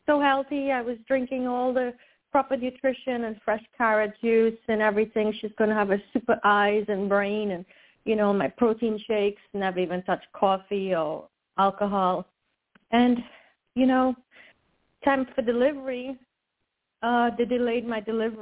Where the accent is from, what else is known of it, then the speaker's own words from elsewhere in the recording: Trinidad & Tobago; now in United States; I was born in Trinidad